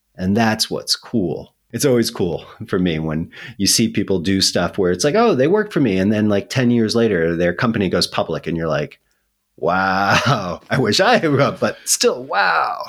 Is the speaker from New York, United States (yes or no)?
yes; New York, United States; I'm a New Yorker.